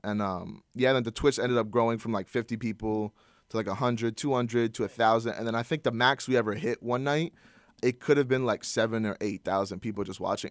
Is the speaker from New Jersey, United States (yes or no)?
yes; Princeton, New Jersey, United States; I'm from Princeton, New Jersey.